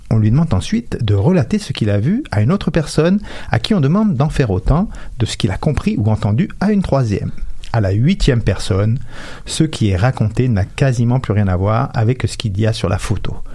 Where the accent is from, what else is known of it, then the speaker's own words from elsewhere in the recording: Quebec, Canada; On est tous des Québécois, mais je suis le seul et unique … dont les caractéristiques permettent de me définir sur ma carte d'identité.